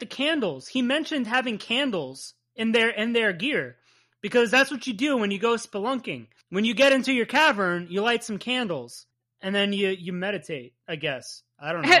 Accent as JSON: {"language": "English", "region": "New Jersey", "country": "United States", "accent": "Jersey", "said": "my Jersey accent"}